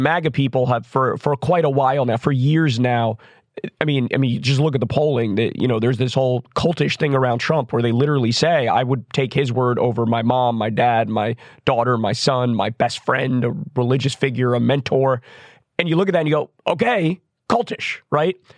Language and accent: English; United States; I'm an American